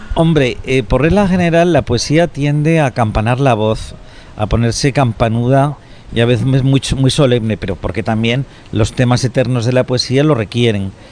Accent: Spain

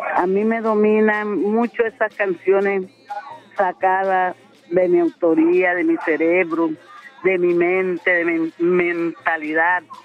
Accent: Turbo, Antioquia, Colombia; en mi pueblo

